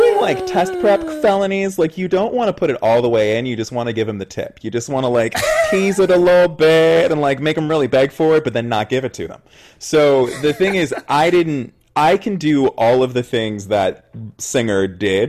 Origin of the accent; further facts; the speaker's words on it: Oakland, California, United States; I grew up in the Bay Area. I'm from Oakland